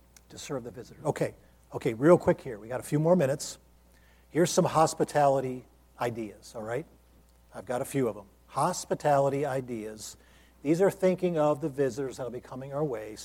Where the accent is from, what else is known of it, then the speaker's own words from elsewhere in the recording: Ohio, United States; now in Lynchburg, Virginia, United States; this church in my hometown, where I grew up unsaved